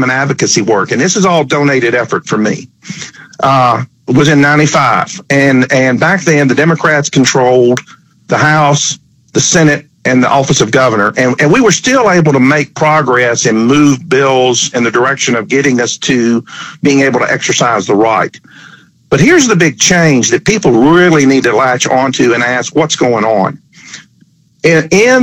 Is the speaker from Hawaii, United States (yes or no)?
no; Tennessee, United States; Tennessee, wow, my home state